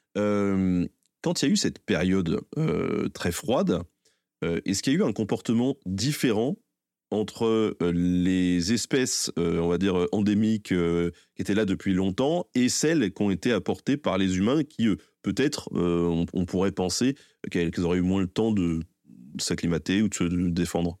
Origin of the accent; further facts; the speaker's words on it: Tours, Centre-Val de Loire, France; je suis de Tours